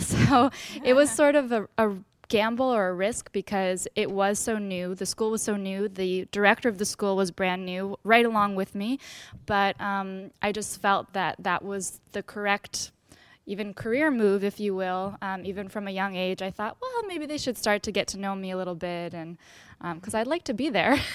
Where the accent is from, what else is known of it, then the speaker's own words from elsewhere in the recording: Westchester, New York, United States; I'm from Westchester, New York